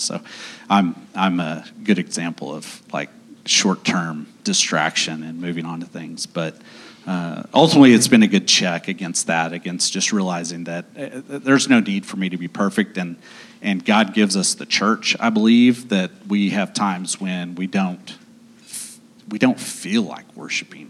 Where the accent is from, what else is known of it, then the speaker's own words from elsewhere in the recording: Owasso, Oklahoma, United States; moved away as an adult; also born or lived in Dallas; now in Oklahoma City, United States; I grew up in Owasso.